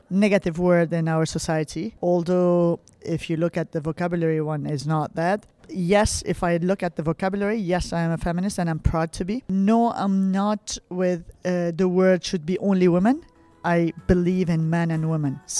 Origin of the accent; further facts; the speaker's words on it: Lebanon; I grew up in Lebanon.